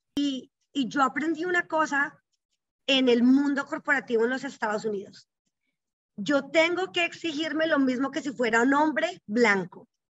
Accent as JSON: {"language": "Spanish", "country": "Colombia", "tie": "born or raised there", "moved": "as an adult", "lives_now": "Houston, United States", "said": "yo crecí en Colombia, obvio, Colombia toda mi vida. Soy más colombiana que Juan Valdés."}